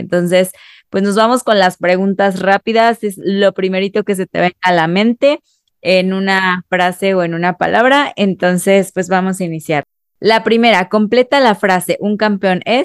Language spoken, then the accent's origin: Spanish; Mexico; como sociedad mexicana